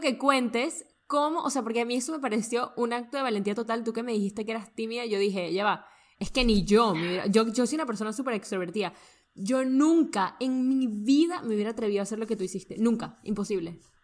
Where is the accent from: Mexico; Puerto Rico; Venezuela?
Venezuela; yo soy venezolana, entonces esto no es una expresión que yo uso mucho